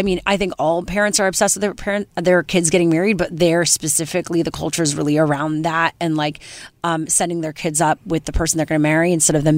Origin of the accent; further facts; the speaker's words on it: Canada; now in United States; I'm Canadian